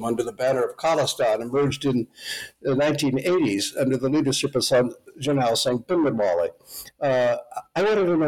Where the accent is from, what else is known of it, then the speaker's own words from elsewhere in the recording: United States; I'm an American, German immigrant background